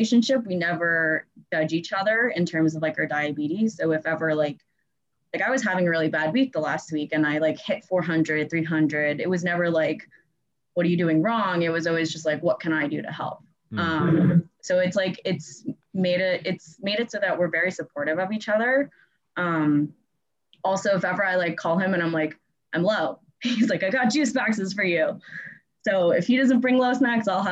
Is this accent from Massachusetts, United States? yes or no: no; New York, United States; I'm from New York, but I'm currently not in New York